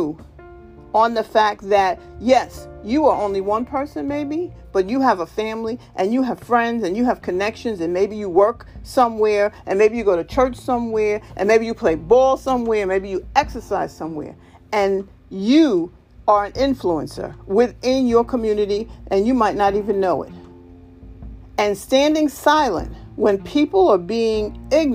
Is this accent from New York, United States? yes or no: yes; New York, United States; I grew up in New York